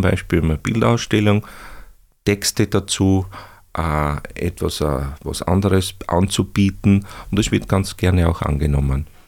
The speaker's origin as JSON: {"language": "German", "region": "Upper Styria", "country": "Austria", "tie": "born or raised there", "also_born_or_lived": "Bruck an der Mur / Breitenau / Graz", "said": "ich stamme auch aus der Obersteiermark"}